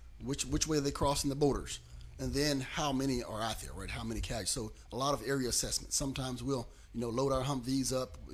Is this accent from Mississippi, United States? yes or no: yes; Mound Bayou, Mississippi, United States; now in Clarksville, United States; I was actually born in the Mississippi Delta in the city of Mound Bayou, Mississippi. That's where I actually went to school.